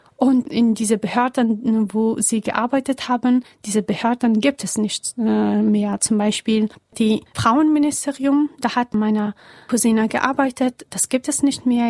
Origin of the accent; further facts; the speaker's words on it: Kabul, Afghanistan; German is a second language; moved away as an adult; now in Germany; ich bin in Kabul geboren und aufgewachsen